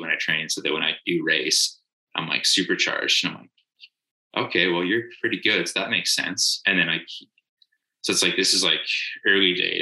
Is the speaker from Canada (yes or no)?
yes; the Canadian Prairies, Canada; I am Canadian. I kind of grew up in kind of the prairies of Canada